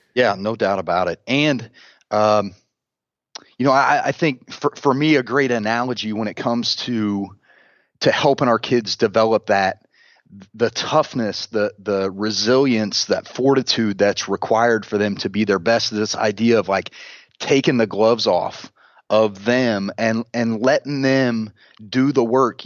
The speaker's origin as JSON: {"language": "English", "region": "Central Indiana", "country": "United States", "tie": "born or raised there", "said": "I'm a, I'm a Central Indiana, uh, kid, born and raised"}